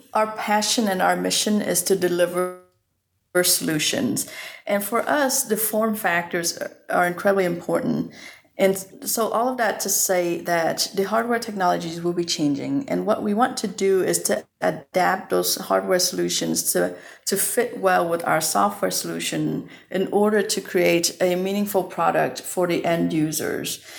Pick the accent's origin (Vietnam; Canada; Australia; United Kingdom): Vietnam; moved away; I was born raised in Vietnam